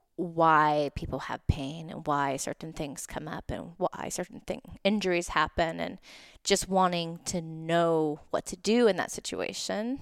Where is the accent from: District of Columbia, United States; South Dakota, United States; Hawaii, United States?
Hawaii, United States; Oahu; now in Southern California, United States; I'm from Oahu originally